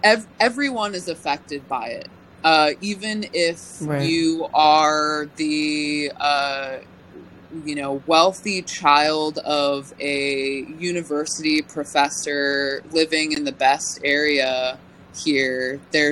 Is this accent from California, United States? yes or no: yes; California, United States; now in Northern California, United States; as a Californian